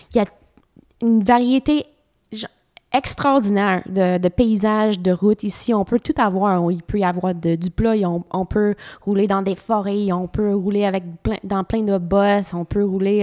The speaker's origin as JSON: {"language": "French", "region": "Ontario", "country": "Canada", "tie": "born or raised there", "also_born_or_lived": "Trois-Rivières, Quebec", "moved": "as an adult", "said": "j'étais assez nouvelle au Québec parce que j'ai grandi en Ontario"}